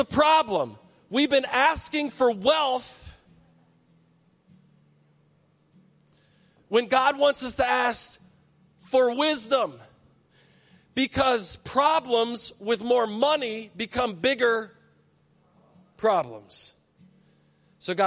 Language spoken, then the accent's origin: English; United States; I grew up in Berkeley County